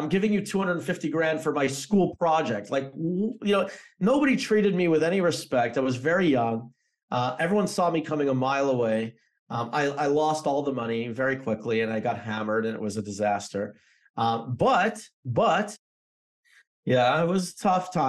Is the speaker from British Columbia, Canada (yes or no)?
no; Toronto, Ontario, Canada; moved away as an adult; also born or lived in New Jersey; So I'm from Canada. I grew up in Toronto.